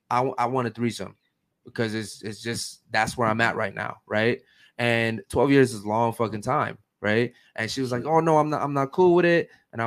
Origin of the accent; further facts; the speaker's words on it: Baltimore, Maryland, United States; now in Miami, United States; No, I'm from Maryland, Baltimore.